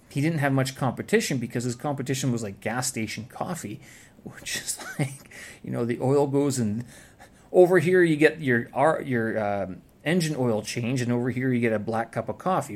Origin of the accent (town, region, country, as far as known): Canada; first language English; moved away as an adult; now in Beijing, China